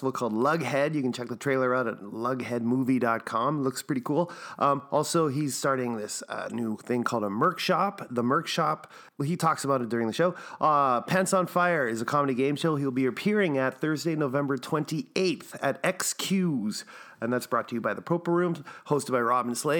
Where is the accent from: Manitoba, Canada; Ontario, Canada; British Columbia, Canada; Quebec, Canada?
Manitoba, Canada; Winnipeg; also born or lived in Chicago; I grew up and raised in Waverly Heights, which is south end of the city